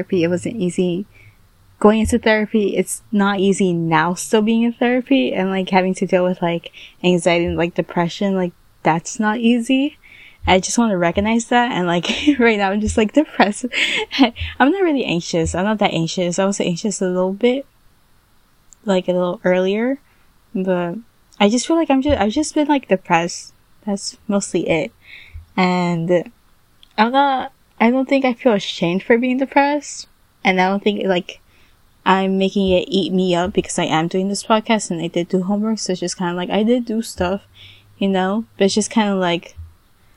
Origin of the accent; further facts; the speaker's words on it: United States; I was born here in the United States